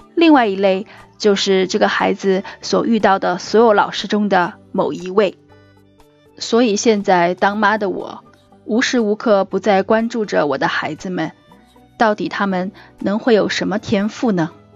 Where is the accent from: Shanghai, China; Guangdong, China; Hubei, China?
Hubei, China; now in Singapore; 我们家是湖北人